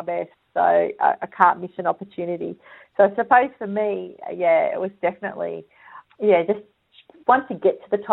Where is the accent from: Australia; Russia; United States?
Australia; Perth, Western Australia; moved away as an adult; now in Sydney, Australia; grew up in WA and started my career there